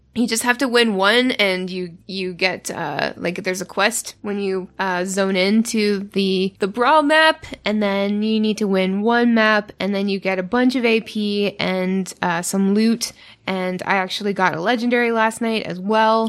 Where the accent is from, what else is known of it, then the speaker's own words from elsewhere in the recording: Canada; I'm Canadian